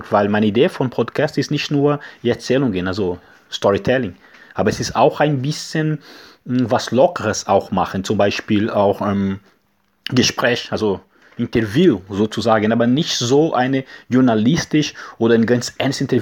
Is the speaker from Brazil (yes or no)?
yes; Brazil; German is a second language; now in Germany; wir kommen aus Brasilien, ich stammen Brasilien